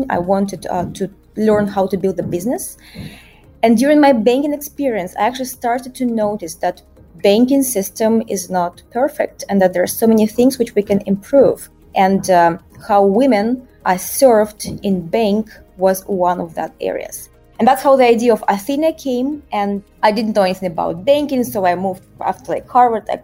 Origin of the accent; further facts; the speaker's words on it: Russia; moved away as an adult; also born or lived in Moscow; now in Rio de Janeiro, Brazil; But uh, originally I'm from Russia and um, I spent 15 years working in banking around the world. I started my career in Moscow